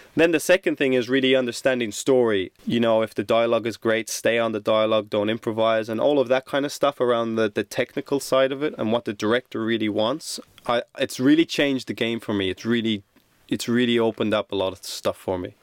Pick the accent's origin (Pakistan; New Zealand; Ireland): Ireland; moved away; also born or lived in Sydney, Australia